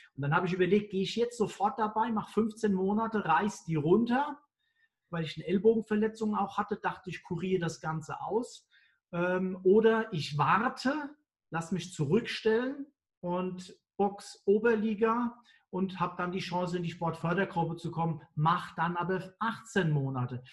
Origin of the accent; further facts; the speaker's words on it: Mainz, Rhineland-Palatinate, Germany; Ich bin ja Mainzer